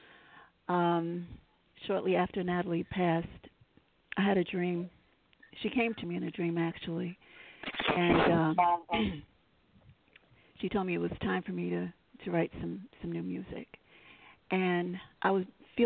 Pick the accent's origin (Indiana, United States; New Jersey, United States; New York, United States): New York, United States; New York City; I'm a New Yorker, native, born and raised here